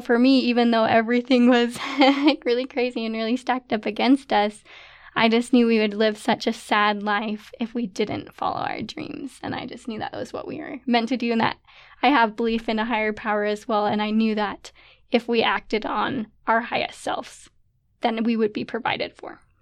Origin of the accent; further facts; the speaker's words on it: St. George, Utah, United States; moved away as an adult; now in Pleasant Grove, United States; I'm from Saint George, Utah, but now living in Pleasant Grove with my husband, Nathan